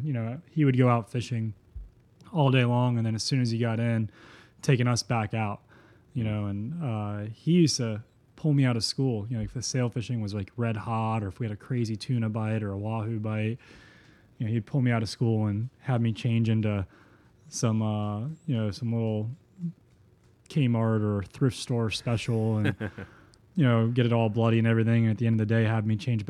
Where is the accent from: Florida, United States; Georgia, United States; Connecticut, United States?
Florida, United States; Yeah, man. It was super incredible. We live on a 2x4 mile island, so if you don't have access to the water